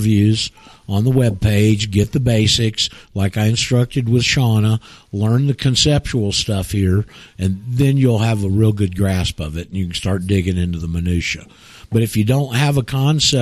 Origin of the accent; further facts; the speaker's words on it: Panama City, Florida, United States; I'm from Panama City